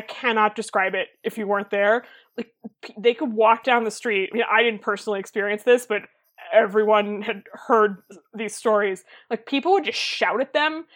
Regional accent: Boston, Massachusetts, United States; I'm from Boston

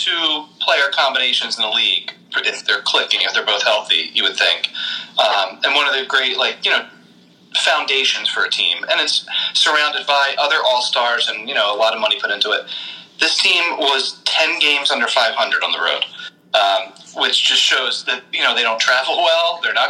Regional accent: Boston, Massachusetts, United States; especially when, you know, growing up in Boston, people are really big fans of the Bruins.

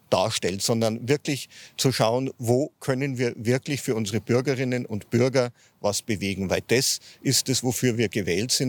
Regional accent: Ingolstadt, Bavaria, Germany; Ich komme aus Hanwöhr ähm, also in der Nähe vom SV Hanwör, bin da groß geworden

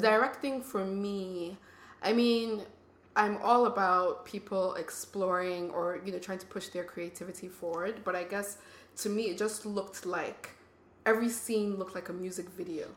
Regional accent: Nigeria; now in United States; I grew up in Nigeria.

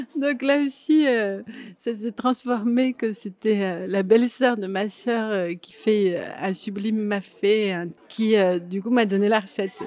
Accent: Grenoble, Auvergne-Rhône-Alpes, France; je viens de Grenoble et j'ai une mère qui cuisinait beaucoup

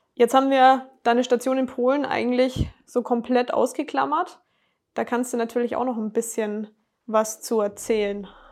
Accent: Bavaria, Germany; als Bayer

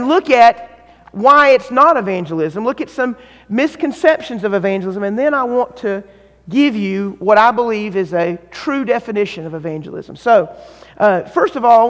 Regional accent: North Carolina, United States; I'm from North Carolina

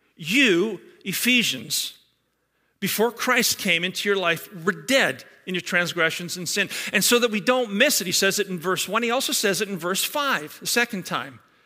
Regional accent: Scotland, United Kingdom; now in Georgetown; a Scotsman like myself, born and raised in Scotland

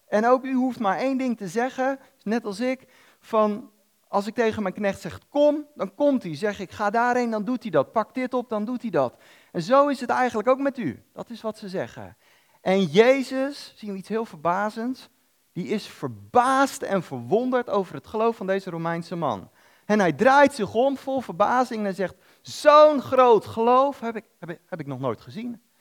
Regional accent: Netherlands

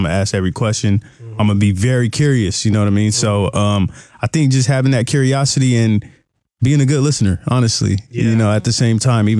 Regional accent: Seattle, Washington, United States; me growing up in Seattle

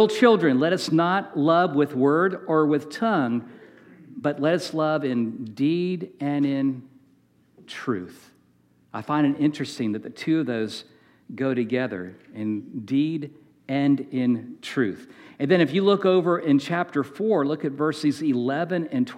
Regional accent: Manassas, Virginia, United States; We grew up in Manassas, Virginia

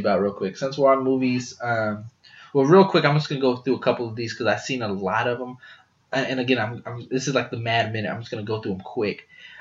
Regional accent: Smithville, Texas, United States; now in San Antonio, United States; I am a 29-year-old Mexican American that lives in San Antonio with about 98% population of Mexican Americans. And my best friend named LJ Burleson is African American. We grew up together in Smithville, Texas

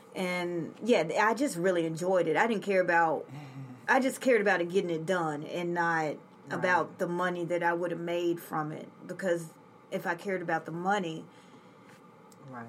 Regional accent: Memphis, Tennessee, United States; I'm from Memphis

